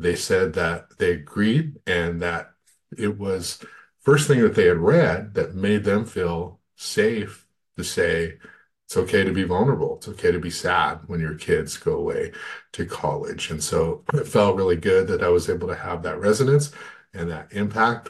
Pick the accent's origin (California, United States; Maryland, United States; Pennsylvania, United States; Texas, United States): California, United States; Goleta; I grew up in Goleta, Santa Barbara